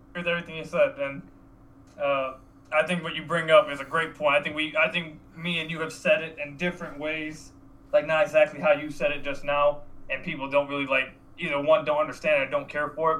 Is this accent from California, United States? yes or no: no; Detroit, Michigan, United States; my hometown